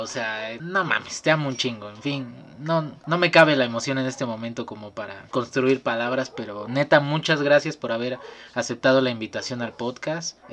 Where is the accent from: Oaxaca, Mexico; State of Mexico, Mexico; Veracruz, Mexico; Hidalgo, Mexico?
Veracruz, Mexico; Martínez de la Torre; por mi lugar de nacimiento soy Team Calor. Este, soy oriundo de Martínez de la Torre, Veracruz.